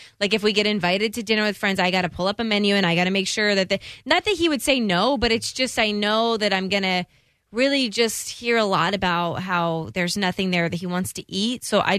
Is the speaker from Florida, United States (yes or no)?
yes; St. Petersburg, Florida, United States; I'm born and raised in St. Pete